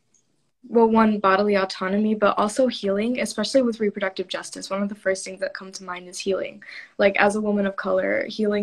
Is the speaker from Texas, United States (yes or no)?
no; Lorain, Ohio, United States; I'm from Lorain, Ohio